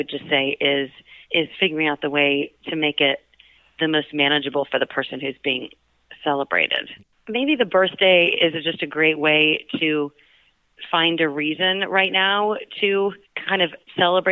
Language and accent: English; Dallas, Texas, United States; moved away; I grew up with in Dallas, and some of whom I've known since birth